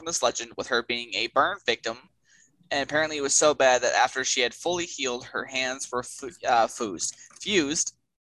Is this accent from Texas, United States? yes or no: yes; Texas, United States; it's from Texas, my home state.